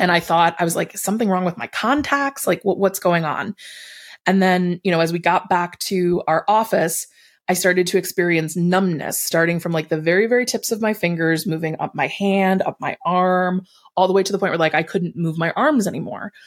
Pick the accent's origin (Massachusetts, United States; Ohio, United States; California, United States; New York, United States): New York, United States; Buffalo; I grew up in Buffalo.